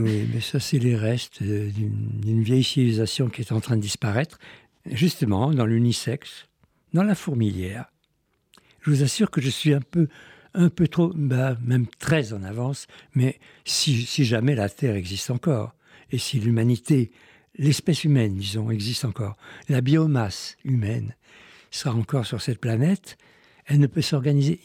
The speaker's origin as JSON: {"language": "French", "country": "Iran", "tie": "born or raised there", "said": "je suis né en Iran, j'aime mieux dire en Perse"}